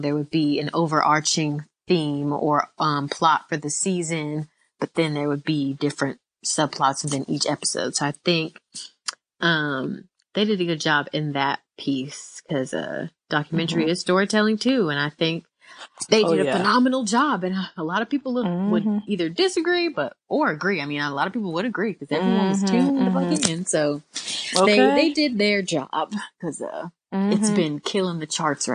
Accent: Tampa, Florida, United States; I'm also from Tampa, Florida too

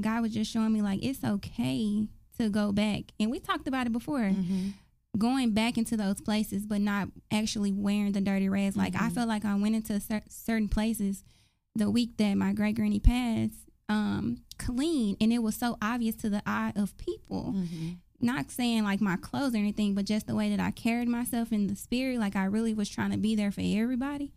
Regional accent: Dallas, Texas, United States; I grew up in South Dallas, right off uh, Hatcher and Fraser Court projects

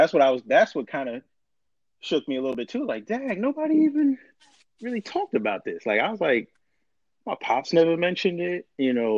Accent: New York, United States; I was born and raised in New York

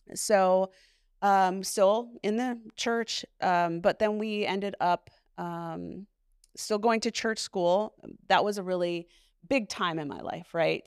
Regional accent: Duluth, Minnesota, United States; also born or lived in Hammond, Indiana; So I was eighteen months old when we moved here, and my sister then, I have one sibling, my sister, she is two and a half years younger than me, um, she was born in Duluth, and so I was raised in Duluth

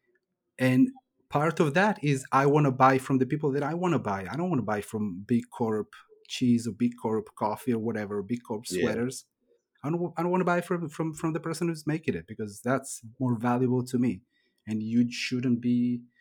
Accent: Chile; I was born in Chile, in South America

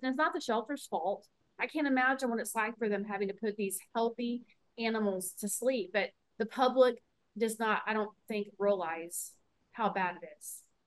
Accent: Houston, Texas, United States; I'm from Houston

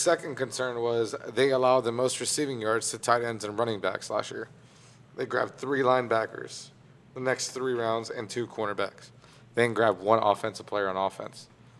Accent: New Orleans, Louisiana, United States; I'm from New Orleans, so I watch a lot of LSU football.

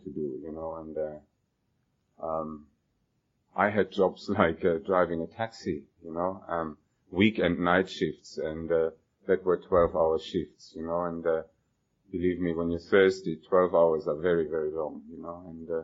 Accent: Germany; moved away as an adult; now in Australia; I was born and I grew up in Germany

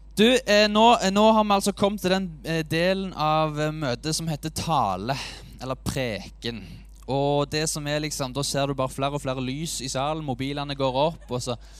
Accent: Ålgård, Rogaland, Norway; now in Sandnes, Norway; Jeg bor i Sandnes. Jeg er fra Ålgård

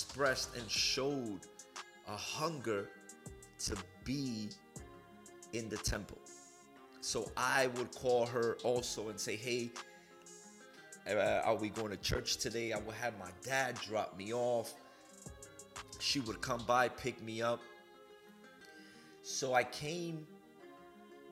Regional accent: New York City, New York, United States; moved away as an adult; also born or lived in Massachusetts; now in Houston, United States; I was born in Harlem, New York in 1979, and I lived in New York until 2006

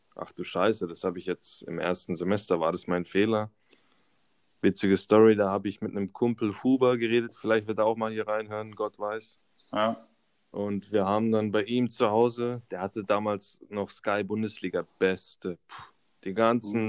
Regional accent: Karlsruhe area, Baden-Württemberg, Germany; also born or lived in Böblingen; bin hier aufgewachsen in der Umgebung Karlsruhe

